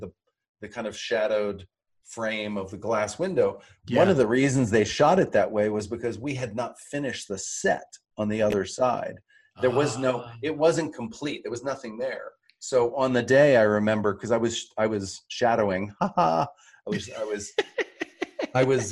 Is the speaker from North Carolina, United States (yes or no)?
yes; North Carolina, United States; I'm from the South. I'm from North Carolina